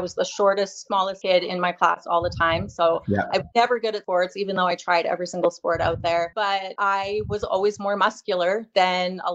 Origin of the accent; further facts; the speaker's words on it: Salmon Arm, British Columbia, Canada; also born or lived in Barrhead, Alberta; I grew up in Salmoner in British Columbia.